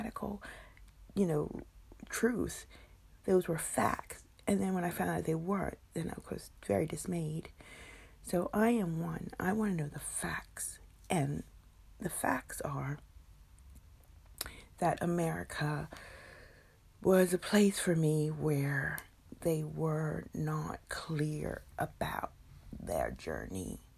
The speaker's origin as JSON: {"language": "English", "country": "United States", "said": "I, as African American"}